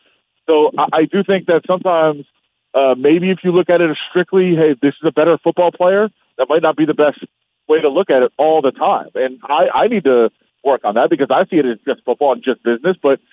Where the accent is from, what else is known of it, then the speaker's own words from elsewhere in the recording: Las Vegas, Nevada, United States; oh, my God, this is in Vegas, my hometown.